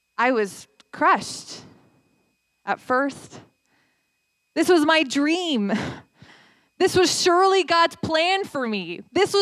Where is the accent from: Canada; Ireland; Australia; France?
Canada; London, Ontario; I hail all the way from London, Ontario